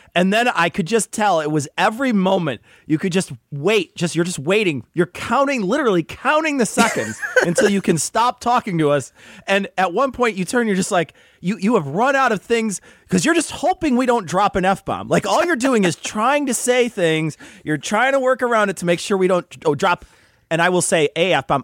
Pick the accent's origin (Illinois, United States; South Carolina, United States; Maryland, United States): Illinois, United States; we're from Illinois